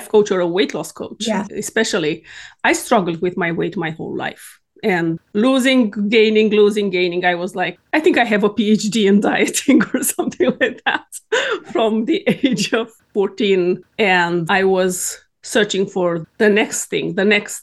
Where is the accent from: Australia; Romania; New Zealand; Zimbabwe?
Romania; moved away as an adult; now in Sweden; I am born and raised in Romania